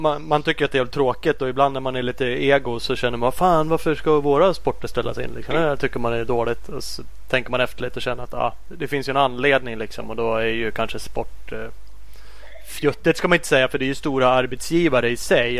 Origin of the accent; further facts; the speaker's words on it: Sweden; vi som eh, svenskar